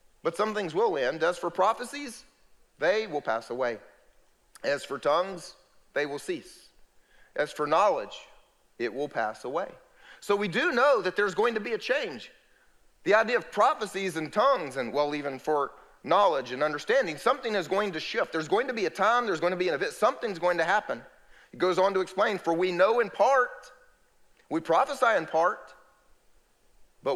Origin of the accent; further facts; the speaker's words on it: United States; first language English; I'm an American. You know what that means? I only speak English